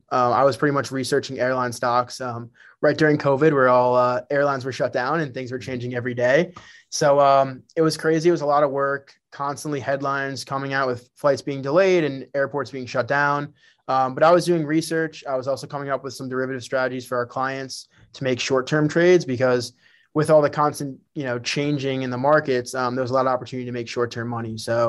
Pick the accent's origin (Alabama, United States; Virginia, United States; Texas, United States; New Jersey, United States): New Jersey, United States; So, yeah, so I grew up in Bergen County, New Jersey. That was my home.